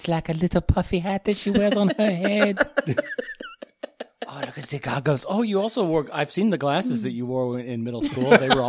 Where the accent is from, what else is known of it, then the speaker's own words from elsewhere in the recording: Spain; By the way, I'm from Spain.